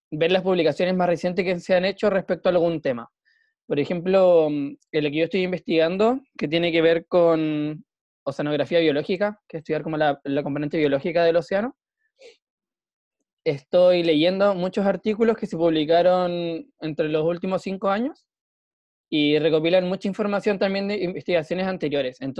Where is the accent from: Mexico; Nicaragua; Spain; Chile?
Chile; La Serena, Coquimbo; now in Coquimbo, Chile; Soy de La Serena, pero vivo en Coquimbo.